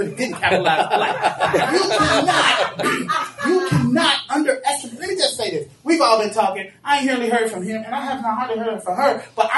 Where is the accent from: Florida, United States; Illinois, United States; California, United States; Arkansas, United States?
Illinois, United States; Chicago; I'm from Chicago, but my family's from Mississippi.